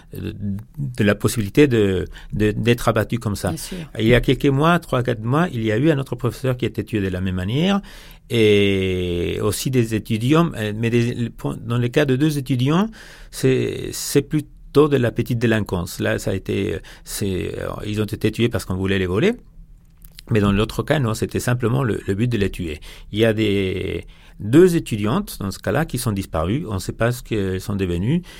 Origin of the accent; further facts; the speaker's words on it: Ciudad Juárez, Chihuahua, Mexico; French is a second language; chez nous à Ciudad Juárez